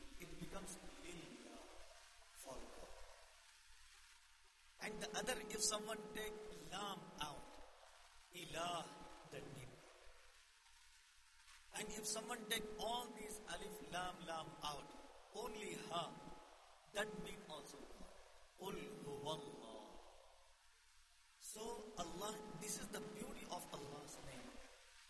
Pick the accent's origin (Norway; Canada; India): India; moved away; I born and raised in India